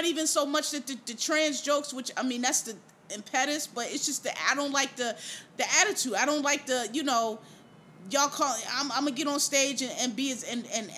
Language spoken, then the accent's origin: English; Philadelphia, Pennsylvania, United States; I'm from Philadelphia, Pennsylvania, born and raised